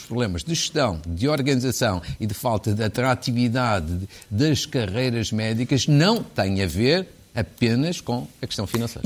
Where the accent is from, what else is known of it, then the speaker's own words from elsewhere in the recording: Fafe, Norte, Portugal; que é de Faf, da minha terra